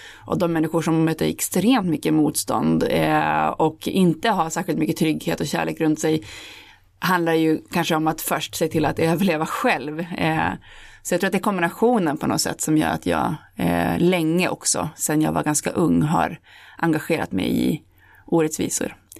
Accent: Holmsund, Västerbotten County, Sweden; när jag växte upp, alltså i Homsund där jag kom ifrån

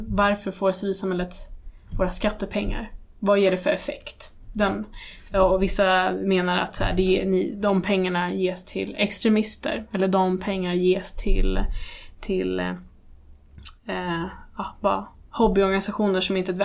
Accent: Sweden; vi kommer från Irak. Eh, nu är jag född i Sverige

